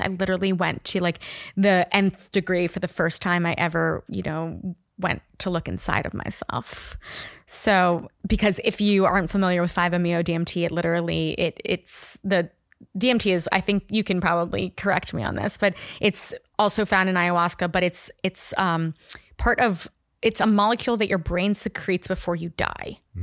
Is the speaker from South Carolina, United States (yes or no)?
no; Miami Beach, Florida, United States; moved away as an adult; also born or lived in New York; now in Austin, United States; I grew up in Miami Beach